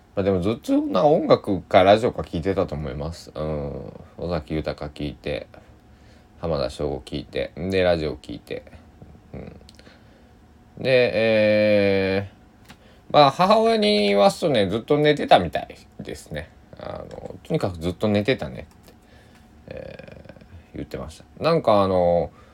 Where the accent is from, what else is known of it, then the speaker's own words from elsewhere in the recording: Japan; 当時僕の生まれ育った高知県の佐伯市では